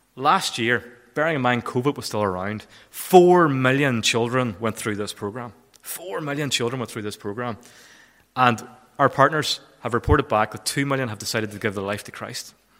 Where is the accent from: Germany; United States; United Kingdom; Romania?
United Kingdom; Kilfennan, Northern Ireland; moved away; I'm originally from Kilfennan.